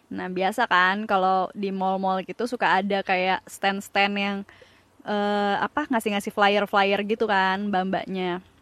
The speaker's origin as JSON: {"language": "Indonesian", "town": "Padang", "region": "West Sumatra", "country": "Indonesia", "said": "Karena karena gue orang Padang."}